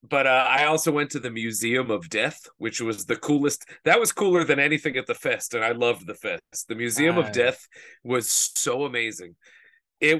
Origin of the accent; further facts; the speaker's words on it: Philadelphia, Pennsylvania, United States; I was from Philly